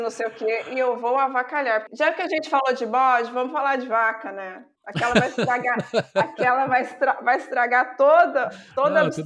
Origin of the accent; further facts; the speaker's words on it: Minas Gerais, Brazil; sou mineira